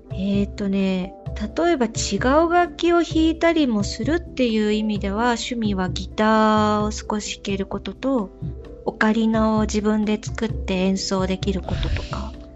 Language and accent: Japanese; Yokohama, Kanagawa, Japan; now in Germany; 私の実家横浜の伊藤ビアノ工房